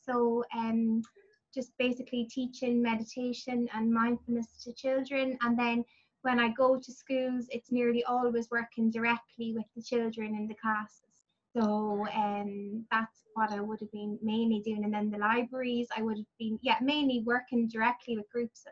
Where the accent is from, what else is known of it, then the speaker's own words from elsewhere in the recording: Athlone, Ireland; I'm from Athlone and I live in Athlone